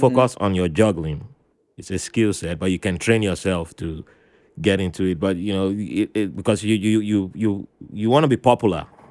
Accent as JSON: {"language": "English", "country": "Nigeria", "tie": "born or raised there", "moved": "yes", "said": "as a kid growing up in Nigeria"}